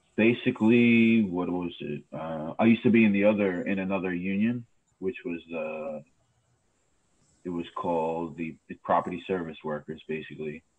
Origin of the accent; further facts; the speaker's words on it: New York City, New York, United States; also born or lived in Brooklyn; I grew up in Queens, man. Uh, I was born in Brooklyn. I grew up in Queens